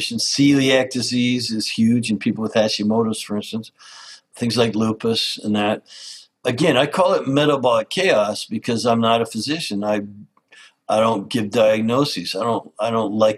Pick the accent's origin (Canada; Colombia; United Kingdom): Canada; I grew up in Canada as an outdoors lover